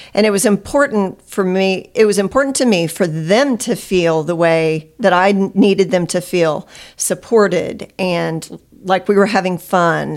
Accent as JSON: {"language": "English", "town": "Nixa", "region": "Missouri", "country": "United States", "tie": "born or raised there", "said": "I grew up in Nixa, uh, went to high school there and lived there most of my life"}